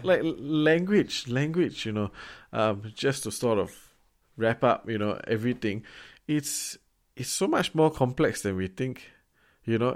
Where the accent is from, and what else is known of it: Singapore